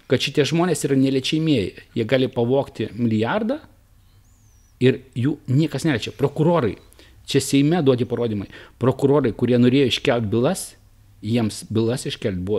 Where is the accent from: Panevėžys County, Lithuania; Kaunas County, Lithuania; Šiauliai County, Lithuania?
Šiauliai County, Lithuania; Naisiai; gimiau Naisių kaime.